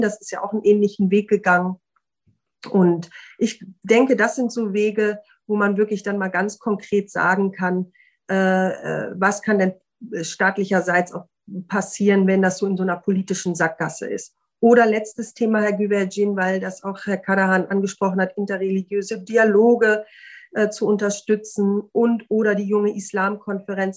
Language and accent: German; Osnabrück, Lower Saxony, Germany; in meiner Heimatstadt äh, Osnabrück